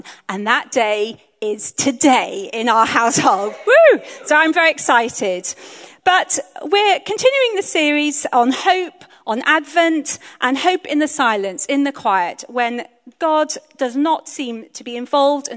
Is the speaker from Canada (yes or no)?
no; Hong Kong; now in Bristol, United Kingdom; I grew up in Hong Kong